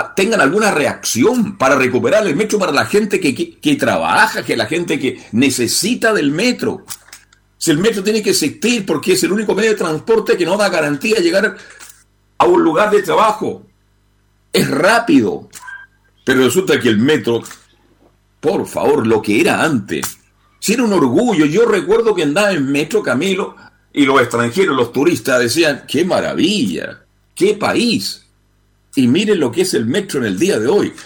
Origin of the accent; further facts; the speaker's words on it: Chile; Yo soy un chileno común y como corriente como todos ustedes